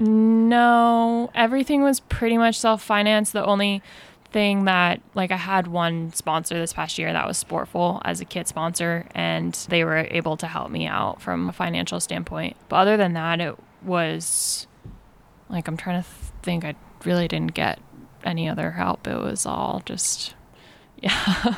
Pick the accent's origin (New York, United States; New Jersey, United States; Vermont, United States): Vermont, United States; born or raised there; moved away as an adult; now in Mill Valley, United States